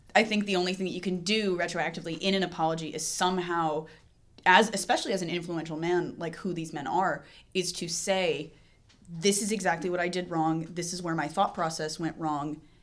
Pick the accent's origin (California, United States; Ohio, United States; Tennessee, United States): Tennessee, United States; I grew up in Tennessee, so, like, surrounded by a lot of conservative people